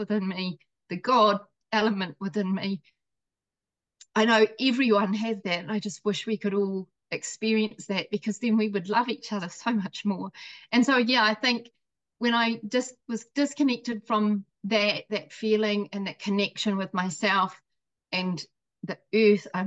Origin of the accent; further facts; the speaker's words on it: New Zealand; also born or lived in Scotland; I was born in Scotland as well. I know I don't sound it, but I came here as a baby to New Zealand.